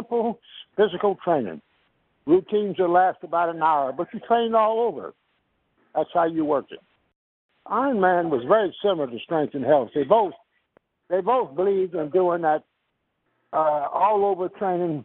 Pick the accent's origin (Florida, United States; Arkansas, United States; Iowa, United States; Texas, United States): Texas, United States; Houston; now in Dallas, United States; I grew up in Houston, Texas